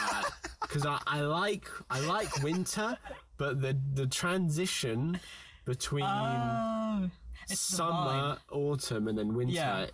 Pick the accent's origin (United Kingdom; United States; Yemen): United Kingdom; Even if I'm British, I get cold easy.